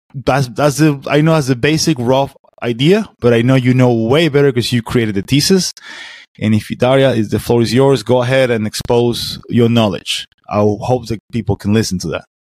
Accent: Venezuela; now in Florida, United States; I'm American, I'm a Venezuelan too. So I got mix of two cultures

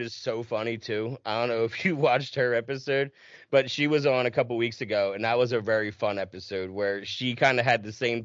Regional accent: right outside of Philadelphia, New Jersey, United States; i'm born and raised in south jersey right outside of philly

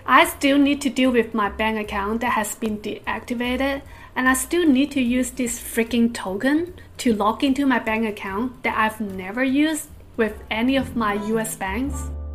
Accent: United States; moved away as an adult; now in Singapore; an American citizen

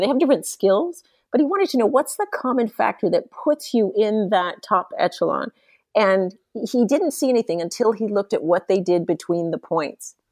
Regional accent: San Diego, California, United States; I grew up in San Diego, California, and became a ski racer

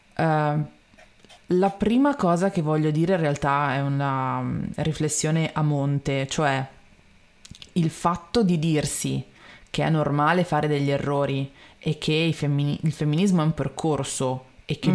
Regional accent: Milan, Lombardy, Italy; io sono milanese imbruttita

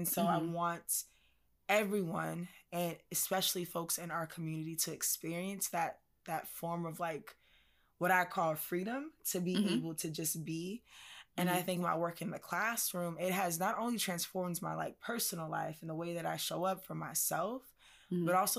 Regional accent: California, United States; Janae already knows, like I am from California. So definitely we have laughs about that. Like mm-hmm. just totally West Side, California chick.

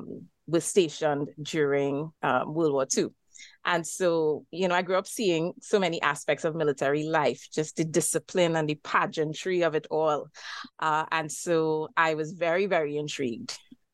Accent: Diego Martin, Trinidad & Tobago; I am Trinidadian. I live in the island of Trinidad as part of Trinidad and Tobago and hail from Digo Martin, which is in northwest Tr

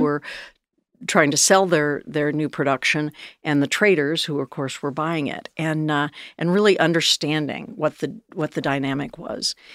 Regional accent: Northern California, United States; moved away as an adult; I grew up in Northern California

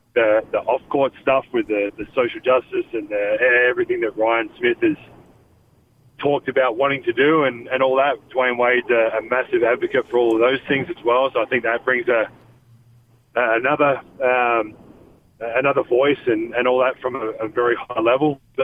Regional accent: Australia; moved away as an adult; now in Salt Lake City, United States; Growing up in Australia

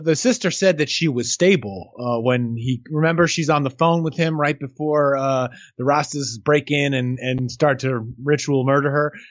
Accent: New York, United States; I grew up in New York

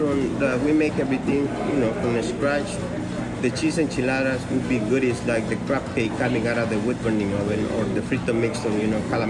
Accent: Houston, Texas, United States; moved away as an adult; also born or lived in San Francisco; I grew up in Houston.

